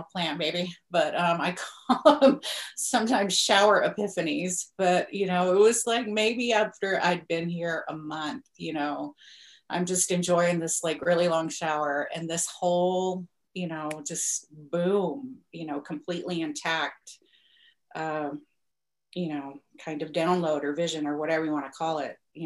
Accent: Alabama, United States; also born or lived in San Francisco; now in Humboldt County, California, United States; I'm from Alabama, but I lived in San Francisco for a while. I had to flee the Deep South.

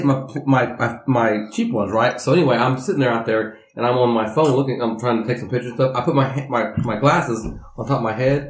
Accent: Oklahoma, United States; I'm from Oklahoma

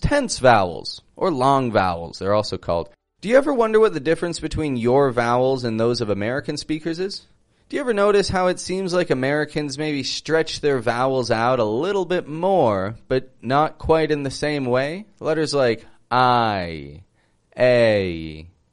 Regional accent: Toronto, Ontario, Canada; moved away as an adult; now in Mexico; I'm from Toronto, Canada

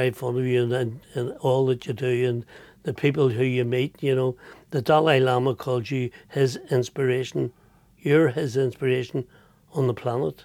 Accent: Belfast, Northern Ireland, United Kingdom; I'm from North Belfast

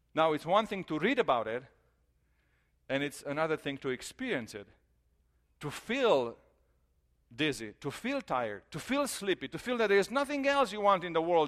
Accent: Romania; moved away; we are from Romania, so we, I grew up there, and our family is there

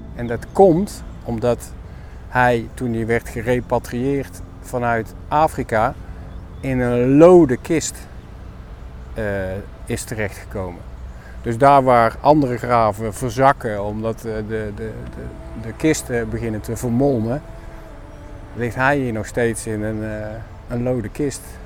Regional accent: 's-Hertogenbosch, North Brabant, Netherlands; moved away as an adult; 62 jaar, eh, geboren en getogen in Den Bosch.

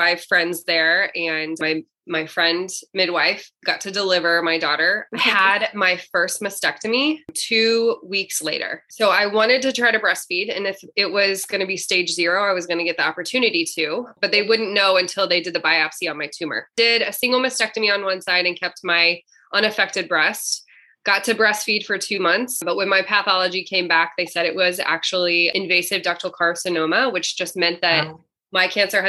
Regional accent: Columbia, Missouri, United States; now in St. Louis, United States; I grew up in Columbia, which is just in the middle of the state of Missouri

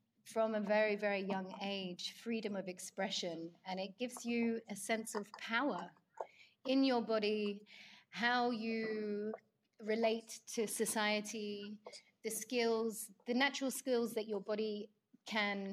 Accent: London, United Kingdom; growing up in London

